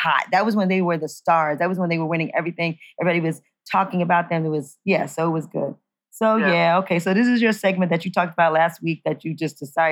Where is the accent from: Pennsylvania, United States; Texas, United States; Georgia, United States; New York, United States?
New York, United States; New York City; moved away; I'm from New York City.